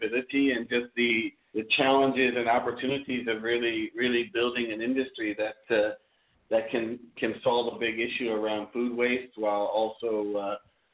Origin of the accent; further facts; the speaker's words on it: Ohio, United States; moved away; I'm from Ohio in the U.S.